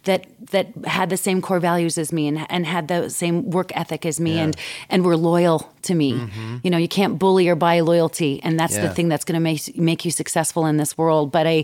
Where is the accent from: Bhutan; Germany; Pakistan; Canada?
Canada; Alberta; now in Denver, United States; So I grew up in Alberta, which is like our version of Texas. Yeah. and so I grew up singing country and western.